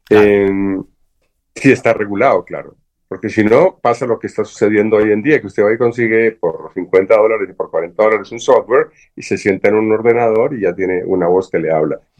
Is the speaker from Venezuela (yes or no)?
no; Colombia; yo soy ciudadano colombiano, no permito, como, como ciudadano colombiano, no permito en el mundo que nadie utilice mi voz.